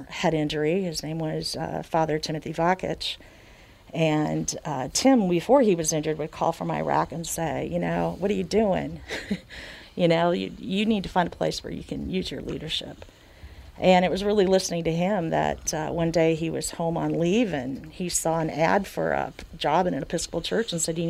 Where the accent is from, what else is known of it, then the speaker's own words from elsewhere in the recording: DeGraff, Minnesota, United States; I grew up in this West Central community in Swift County, DeGraff, Minnesota.